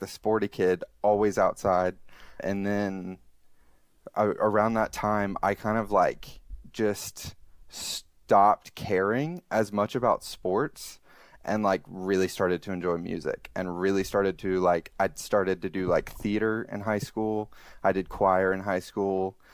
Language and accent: English; Alabama, United States; now in Columbus, United States; I'm originally from Alabama, now currently live in Columbus, Ohio.